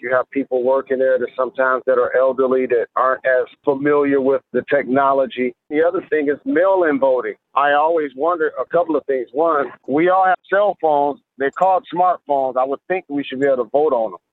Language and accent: English; Detroit, Michigan, United States; It's specific to Detroit. That's my hometown